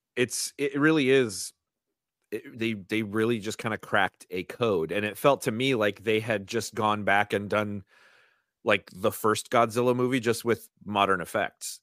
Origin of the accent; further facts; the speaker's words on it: United States; as an American